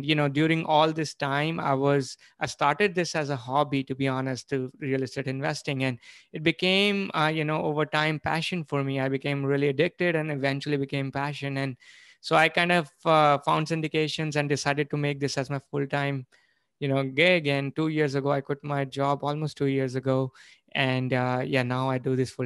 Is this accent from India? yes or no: yes; India; moved away as an adult; now in United States; I was born and brought up in India. I came here in 2003